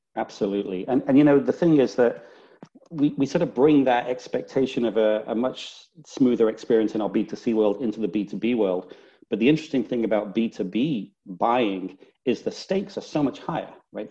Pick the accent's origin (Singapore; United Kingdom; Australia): United Kingdom; Northern England; now in Houston, United States; Originally, Northern England. It's Northern. Not so much of a Texas accent